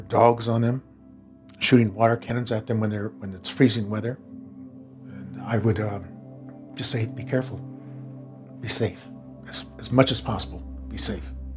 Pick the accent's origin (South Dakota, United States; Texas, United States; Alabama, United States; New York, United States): South Dakota, United States; Rosebud; now in Minnesota, United States; I was born in uh, Rosebud, South Dakota.